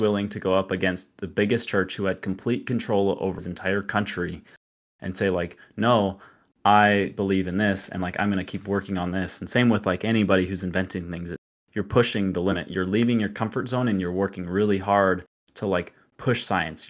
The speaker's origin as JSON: {"language": "English", "region": "Utah", "country": "United States", "tie": "born or raised there", "said": "I was actually, uh, born in Utah and grew up in L D S, Mormon."}